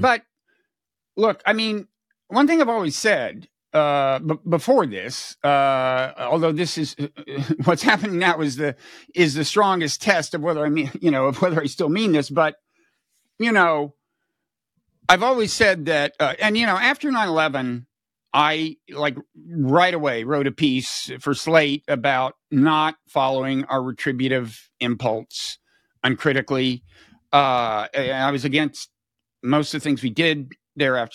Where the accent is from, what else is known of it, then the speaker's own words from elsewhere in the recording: United States; as an American